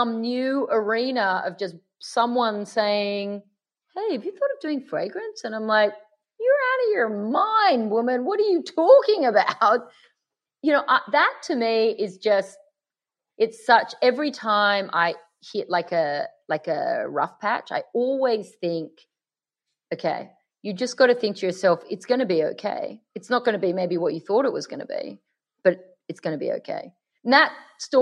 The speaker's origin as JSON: {"language": "English", "town": "Sydney", "region": "New South Wales", "country": "Australia", "accent": "Aussie", "moved": "yes", "lives_now": "Los Angeles, United States", "said": "I'm in LA, but we're both from Sydney"}